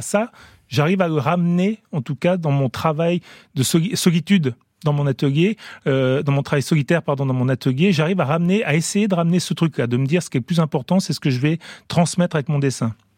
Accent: France; also born or lived in Italy; j'ai grandi quand même en France

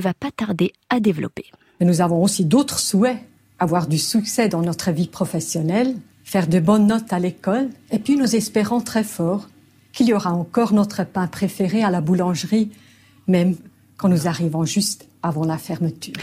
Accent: Switzerland

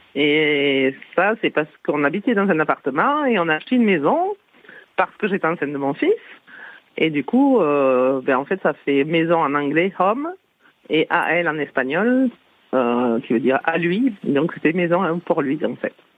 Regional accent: Toulouse, Occitania, France; accent: Toulouse accent; moved away as an adult; also born or lived in Paris region; j'ai accouché en région parisienne et que j'étais de Toulouse, j'avais un accent toulousain

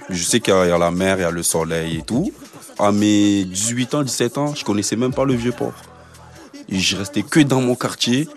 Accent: Marseille, Provence-Alpes-Côte d'Azur, France; Je suis né à Marseille, et on avait une grosse culture rap, nous, à Marseille

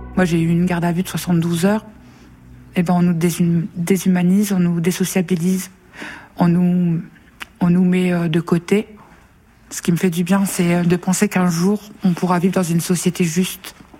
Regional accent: Nord, Hauts-de-France, France; je viens du Nord

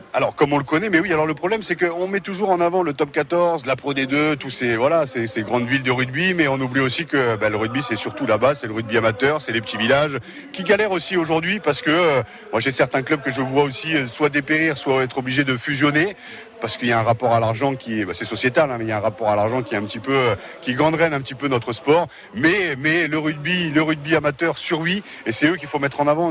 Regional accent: Amiens, Hauts-de-France, France; Je suis né à Amiens

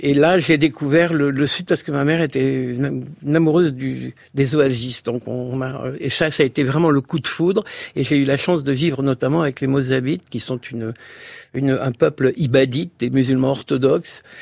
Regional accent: Algeria; born there; moved away; je suis né en Algérie d'une famille qui était euh, qui a, la je suis la cinquième génération à être né en, en Afrique du Nord

